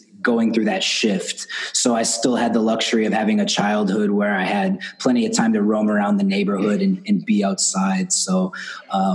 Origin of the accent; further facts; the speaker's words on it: Milwaukee, Wisconsin, United States; I grew up here in Milwaukee, Wisconsin, just north of Chicago in the States. And I'm here now. I moved back here 7 or 8 years ago